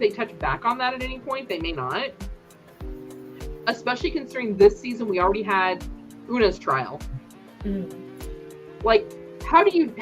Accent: United States; I'm an American.

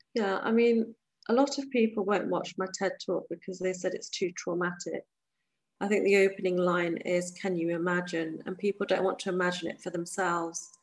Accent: England, United Kingdom; I'm born and raised in the United Kingdom, an hour away from London or two

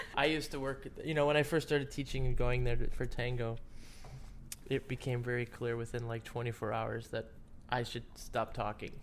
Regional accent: Cleveland, Ohio, United States; I'm from Cleveland

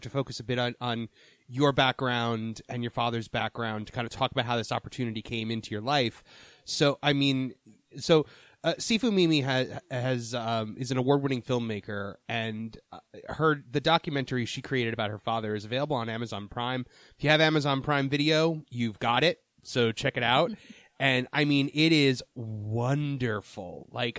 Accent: Northeast, United States; I'm from the Northeast

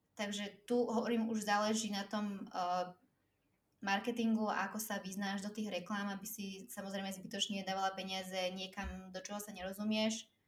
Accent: Slovakia; moved away as an adult; also born or lived in Cyprus; som odišla zo Slovenska, keď som mala, uh, myslím, že čerstvá 18 som bola vtedy

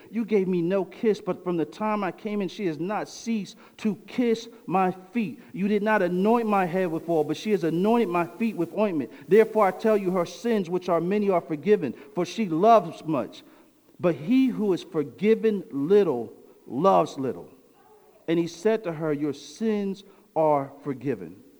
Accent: New Jersey, United States; I'm from New Jersey, but my family came up in the South.

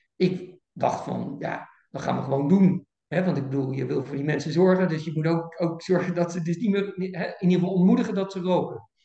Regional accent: Voorburg, South Holland, Netherlands; also born or lived in Kampen; Ik ben in 1962 eh, geboren in eh, Kampen, maar ik ben opgegroeid in Voorburg bij, bij Den Haag

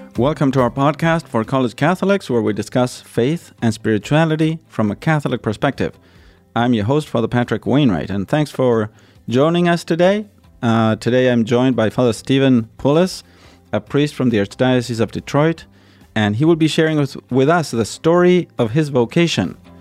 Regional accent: Argentina; moved away; I'm from Argentina, I grew in Arge, grew up in Argentina

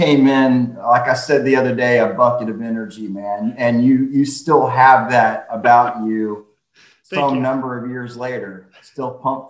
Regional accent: Charleston, South Carolina, United States; I was raised here in Charleston

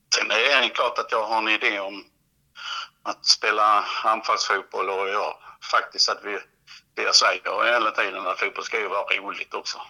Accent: Helsingborg area, northwestern Skåne, Sweden; also born or lived in Perstorp / Klippan; Helsingborg, där jag är född och uppvuxen

